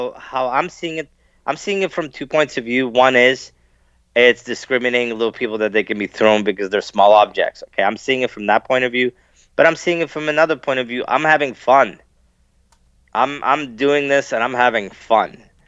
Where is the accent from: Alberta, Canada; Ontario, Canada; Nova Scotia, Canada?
Ontario, Canada; London; also born or lived in Sarnia; I was the only little person in four schools growing up in London, Ontario, Sarnia.